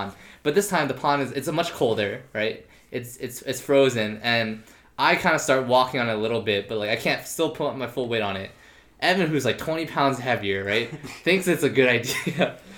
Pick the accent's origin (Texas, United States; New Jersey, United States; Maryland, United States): New Jersey, United States; Princeton; my hometown, Princeton, New Jersey